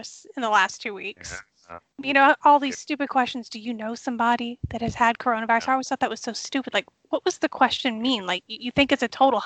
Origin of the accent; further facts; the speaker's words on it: New Orleans, Louisiana, United States; moved away; I'm from New Orleans.